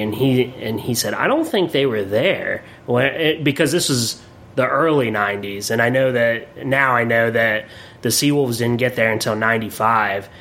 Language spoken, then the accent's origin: English; Williamsport, Pennsylvania, United States; also born or lived in Erie, Pennsylvania; I'm from Williamsport, Pennsylvania